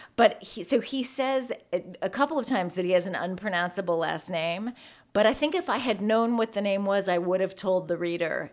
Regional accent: San Francisco, California, United States; moved away; also born or lived in New York; growing up in San Francisco

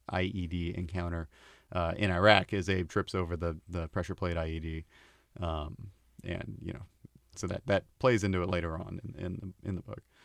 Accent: Oregon, United States; moved away as an adult; also born or lived in Portland; I, I, uh, was around a lot of drug abuse, uh, growing up in Oregon

